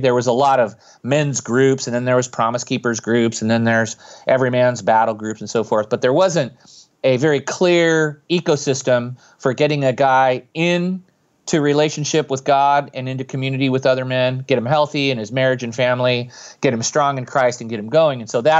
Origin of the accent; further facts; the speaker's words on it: California, United States; I grew up in Silicon Valley, but then it was all orchards and all those things that we enjoy today were just ideas in people's heads. So I grew up in Northern Califo